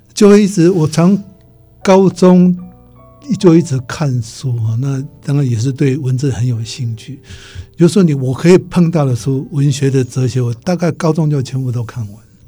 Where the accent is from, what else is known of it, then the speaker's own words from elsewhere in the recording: Taiwan; moved away; 我回台湾以后的